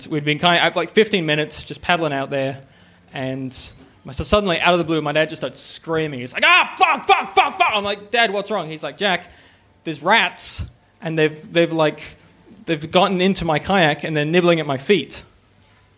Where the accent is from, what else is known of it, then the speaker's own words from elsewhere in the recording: Canada; now in Australia; I grew up in Canada.